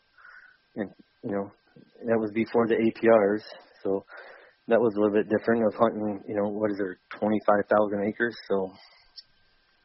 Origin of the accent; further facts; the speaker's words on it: Michigan, United States; I grew up in Oswego, Michigan